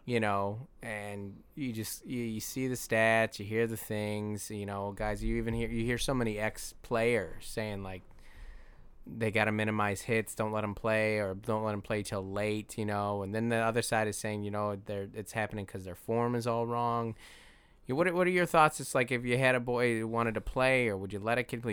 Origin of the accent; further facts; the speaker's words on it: Seattle, Washington, United States; I grew up in South Seattle by the airport, Federal Way